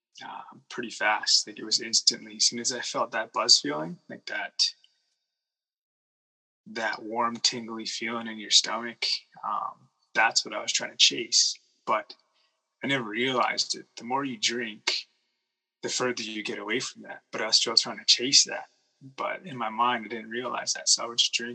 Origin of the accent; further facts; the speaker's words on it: Kootenays, British Columbia, Canada; also born or lived in Okanagan, British Columbia; we moved from the Kootenays to the Okanagans